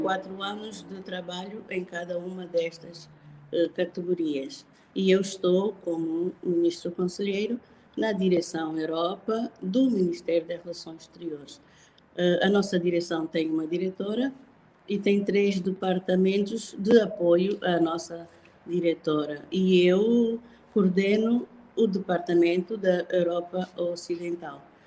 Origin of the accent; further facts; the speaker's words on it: Angola; sou angolana, sou de raiz